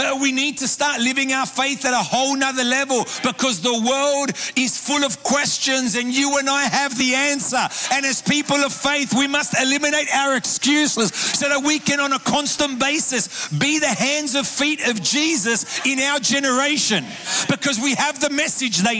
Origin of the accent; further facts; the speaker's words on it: Sydney, New South Wales, Australia; moved away as an adult; now in Buenos Aires, Argentina; I grew up in Sydney, Australia, in an Argentine home